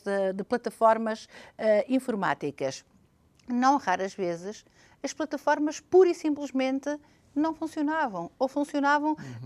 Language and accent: Portuguese; Portugal; como portuguesa